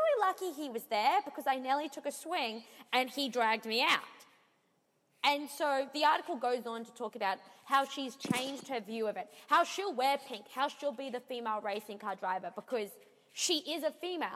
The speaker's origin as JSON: {"language": "English", "country": "Australia", "accent": "Australian", "moved": "yes", "lives_now": "Toronto, Canada"}